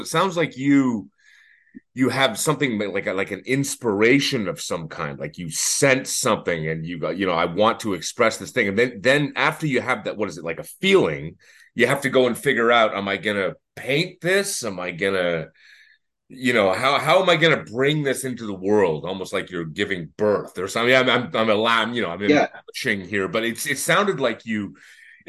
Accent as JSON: {"language": "English", "town": "Toronto", "region": "Ontario", "country": "Canada", "tie": "born or raised there", "moved": "as an adult", "lives_now": "Montreal, Canada", "said": "We grew up in Toronto, both of us, and that's where we're from"}